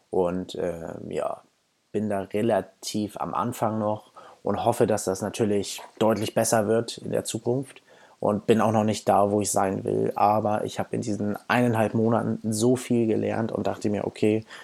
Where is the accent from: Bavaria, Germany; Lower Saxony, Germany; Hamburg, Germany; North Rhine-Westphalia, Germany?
Hamburg, Germany; Ich komme aus Hamburg, bin 28 Jahre alt